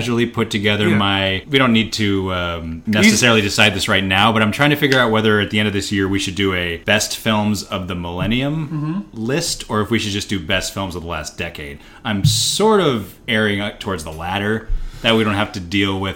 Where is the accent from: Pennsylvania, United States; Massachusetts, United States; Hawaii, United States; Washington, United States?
Washington, United States; Seattle; moved away; also born or lived in Los Angeles / New York; I've been living in Seattle for the last couple of months, which is the, my hometown, town of my birth